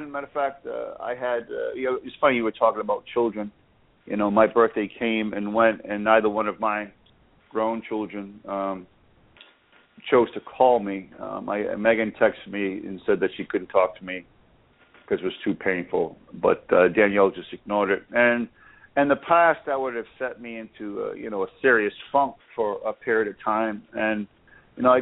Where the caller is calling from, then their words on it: Boca Raton, Florida, United States; I am calling from Boca Raton, Florida.